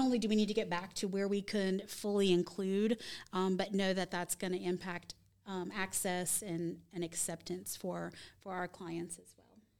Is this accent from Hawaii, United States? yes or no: no; Virginia, United States; also born or lived in Charlotte, North Carolina; now in Gaston County, United States; I'm originally from Virginia, and I was a city mouse